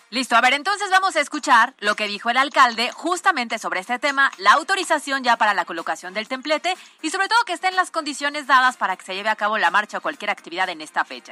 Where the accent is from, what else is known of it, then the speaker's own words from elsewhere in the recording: Puebla, Mexico; Afortunados somos los poblanos